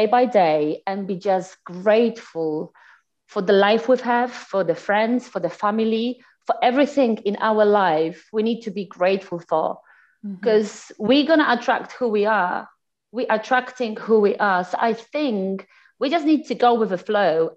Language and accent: English; Poland; English is a second language; moved away as an adult; also born or lived in Nancy, France; now in London, United Kingdom; I'm from Poland. Living currently for the past, oh my gosh, over 8 years in UK, in London